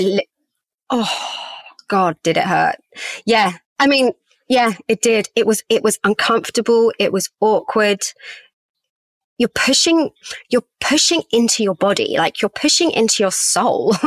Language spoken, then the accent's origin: English; England, United Kingdom; also born or lived in Australia; I was living in England. I was born in England, but as a half Aussie